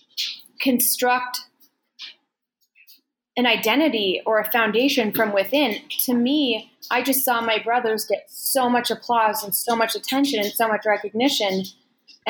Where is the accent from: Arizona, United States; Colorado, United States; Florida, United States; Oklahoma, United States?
Colorado, United States; Loveland; moved away as an adult; also born or lived in Los Angeles; what a culture shock Los Angeles is after growing up on the Front Range in Colorado